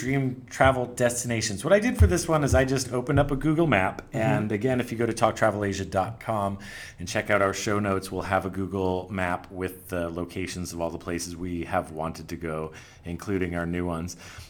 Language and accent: English; United States; I don't think as an American I'm going to be getting there anytime soon.